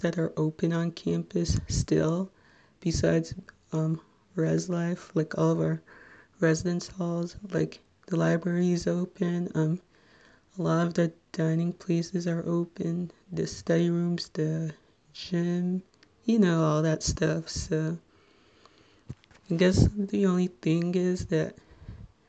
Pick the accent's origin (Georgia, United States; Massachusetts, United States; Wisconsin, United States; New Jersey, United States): New Jersey, United States; Little Ferry